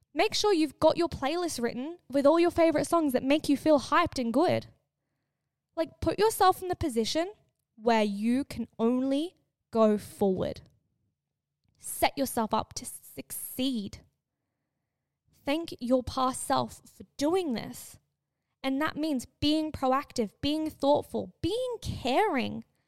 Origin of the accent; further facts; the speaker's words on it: Australia; growing up in Australia, every kid, I swear, either goes to Bali or on a cruise. I was not that kid